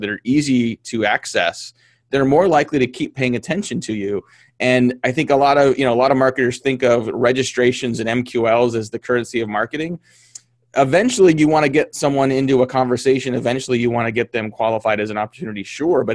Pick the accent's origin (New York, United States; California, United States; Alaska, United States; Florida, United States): California, United States; I grew up in California